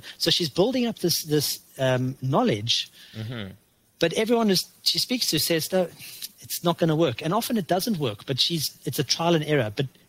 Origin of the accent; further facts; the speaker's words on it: South Africa; now in Canada; You know, we came from South Africa, which was fertile soil and fertile weather, to Canada, where you have a very limited period of to plant.